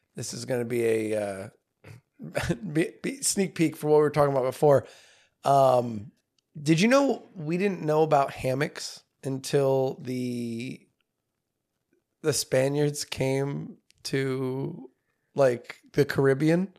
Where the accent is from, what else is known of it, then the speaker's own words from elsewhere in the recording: United States; I'm American